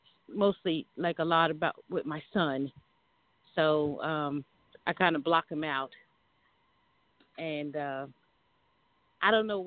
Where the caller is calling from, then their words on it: Georgia, United States; Yes. Yes, I'm calling from Georgia.